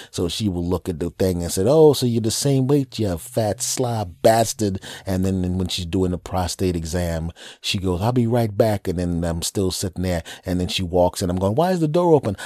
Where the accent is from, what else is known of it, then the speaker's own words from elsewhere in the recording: Villanova, Pennsylvania, United States; moved away; my hometown of Villanova, uh, in, in Philadelphia